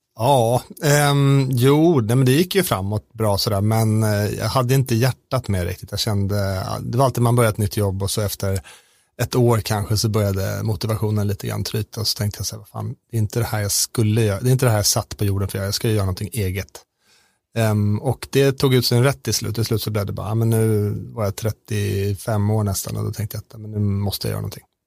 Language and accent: Swedish; Sweden; som svensk